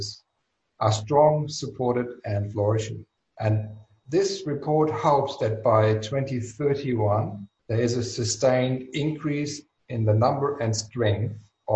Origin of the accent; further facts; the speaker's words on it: Germany; accent: German; English is a second language; moved away as an adult; now in Australia; I was born and raised in Germany. I still speak with a German accent